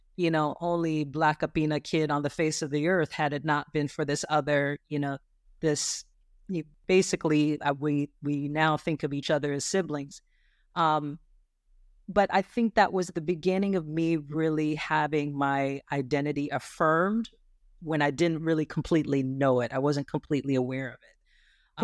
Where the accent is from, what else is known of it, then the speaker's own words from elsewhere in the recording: Lancaster, California, United States; now in Richmond, United States; I grew up in Lancaster, California.